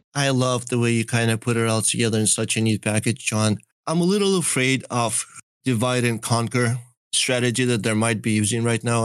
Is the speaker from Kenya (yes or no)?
no; Belarus; moved away; I grew up partly in Belarus